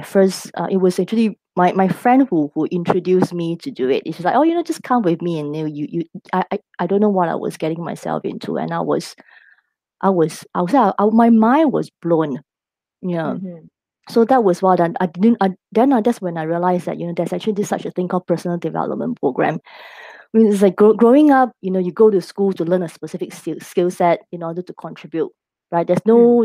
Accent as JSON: {"language": "English", "country": "Singapore", "said": "I am local Singaporean married to uh, an expat"}